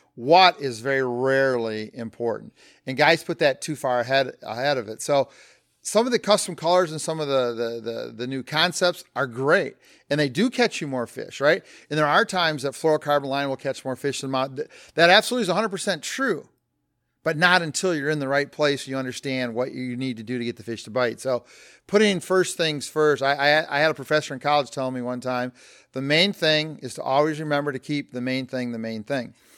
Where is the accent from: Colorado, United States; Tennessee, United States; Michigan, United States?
Michigan, United States; Flint; born and raised in Flint, Michigan.